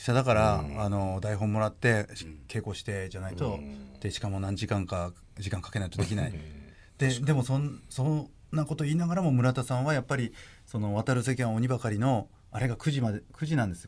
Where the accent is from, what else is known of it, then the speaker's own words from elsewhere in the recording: Kesennuma, Miyagi, Japan; 僕は気仙沼出身